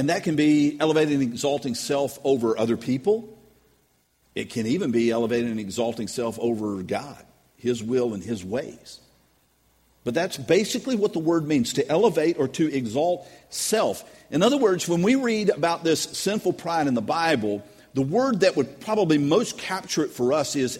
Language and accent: English; United States; I'm an American